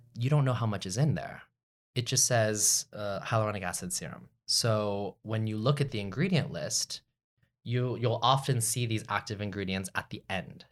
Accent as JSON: {"language": "English", "town": "Dallas", "region": "Texas", "country": "United States", "tie": "born or raised there", "also_born_or_lived": "Austin", "said": "I was born and raised in Dallas, so I'm a Texas, Texas"}